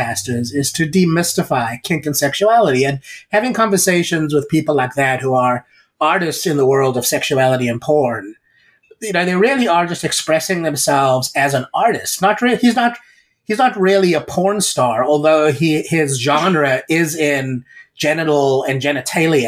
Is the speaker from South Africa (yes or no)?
yes; South Africa; moved away; I grew up in South Africa in a government school where there was corporal punishment